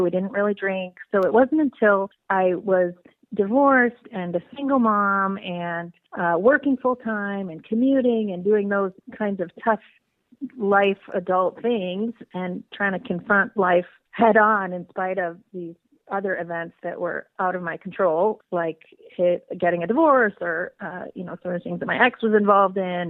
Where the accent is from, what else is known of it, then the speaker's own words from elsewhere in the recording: Midwest, United States; also born or lived in Napa Valley area, California; now in California, United States; I uh, was originally born and bred in the Midwest, so from hardy Midwestern stock